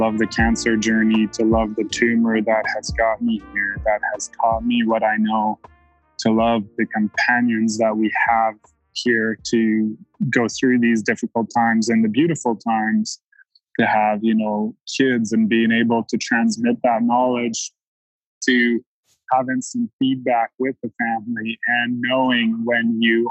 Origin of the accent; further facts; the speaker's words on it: East Coast of Canada, Atlantic Canada, Canada; moved away; I grew up on the East Coast of Canada and been living out west since 2003